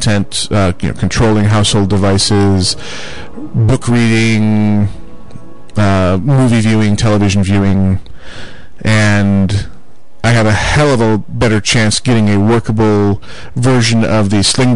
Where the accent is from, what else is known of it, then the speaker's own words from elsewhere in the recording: near Buffalo, New York, United States; I grew up near Buffalo, New York, which is right across the Niagara River from the great state of Canada